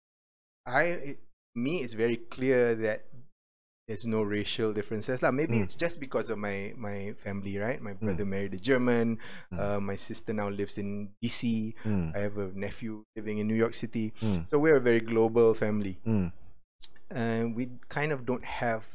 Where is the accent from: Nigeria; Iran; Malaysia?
Malaysia; Penang; accent: Midwestern American English; first language English; also born or lived in United States; Then I moved back to Malaysia, and my dad taught at USM. So we went to Penang.